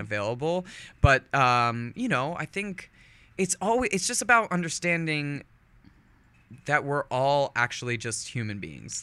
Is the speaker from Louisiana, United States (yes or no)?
no; Northern California, United States; also born or lived in Manchester-by-the-Sea, Massachusetts; moved out to California when I was about ten and kind of had my formative years in Northern California